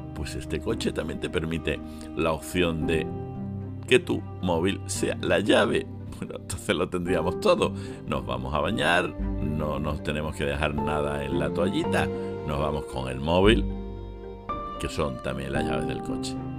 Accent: Spain; nosotros los españoles

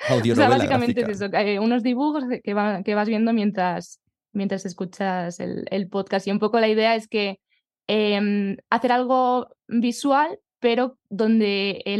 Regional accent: Collado Villalba, Community of Madrid, Spain

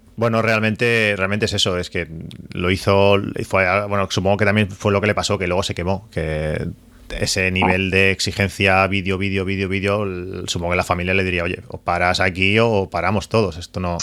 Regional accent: La Canonja, Catalonia, Spain; now in Reus, Spain; aunque soy de la Canonja.

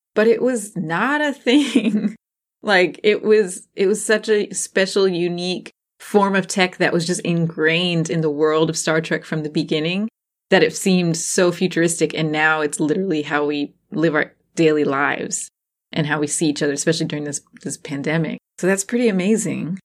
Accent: New Jersey, United States; I grew up in Jersey and at Six Flags Great Adventure. That was our local Six Flags Great Adventure.

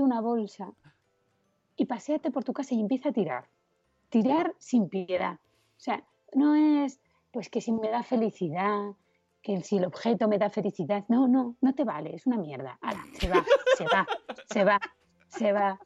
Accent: Asturias, Spain; now in Madrid, Spain; soy asturiana

